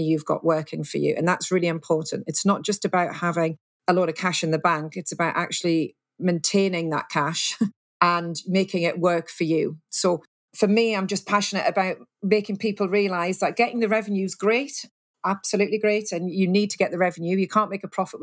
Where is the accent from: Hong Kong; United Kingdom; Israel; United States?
United Kingdom; we're very British